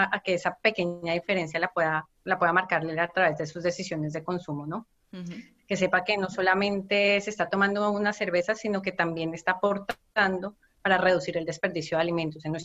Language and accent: Spanish; Colombia; moved away as an adult; now in Barcelona, Spain; soy colombiana